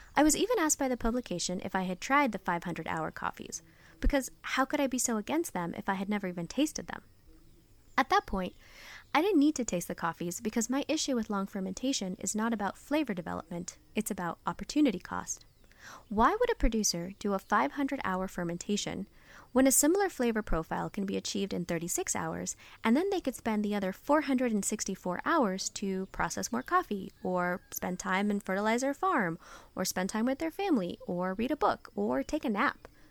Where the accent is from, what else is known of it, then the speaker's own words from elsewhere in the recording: San Francisco, California, United States; Growing up in America, in San Francisco